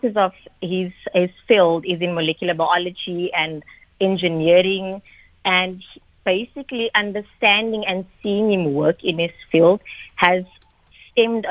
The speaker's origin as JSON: {"language": "English", "town": "Atlantis", "region": "Western Cape", "country": "South Africa", "said": "I'm originally from Atlantis in the Cape Flats"}